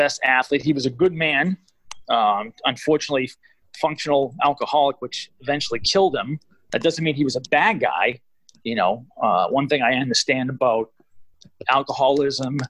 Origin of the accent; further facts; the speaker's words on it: Everett, Massachusetts, United States; I grew up in Everett